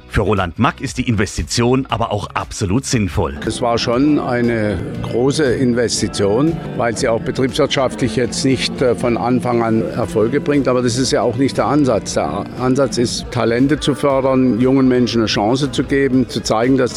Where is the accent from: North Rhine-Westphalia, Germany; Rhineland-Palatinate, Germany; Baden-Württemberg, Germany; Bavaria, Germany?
Baden-Württemberg, Germany; also erstmal komme ich ja aus der Region und für mich gab es da nie was.